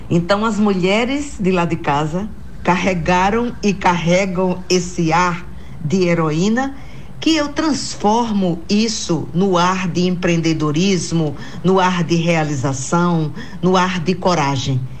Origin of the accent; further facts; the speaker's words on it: Itapeipu, Bahia, Brazil; also born or lived in Jacobina; Eu nasci em 26 de novembro de 1957 no meu querido Itapeipu.